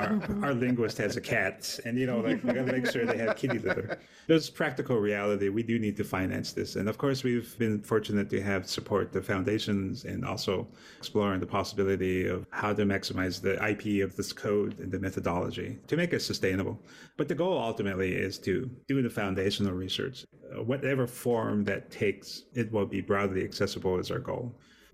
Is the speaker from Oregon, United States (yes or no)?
no; Montana, United States; I'm Native American from Montana.